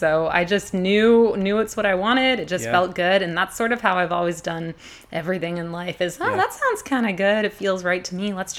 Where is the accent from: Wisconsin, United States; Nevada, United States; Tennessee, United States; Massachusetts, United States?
Massachusetts, United States; moved away as an adult; also born or lived in Utah; now in Hood River, United States; My pronouns are she, her. I'm originally from the East Coast. I'm one of them New Englanders, Massachusetts, born and raised. Went out to Utah for a few years after college.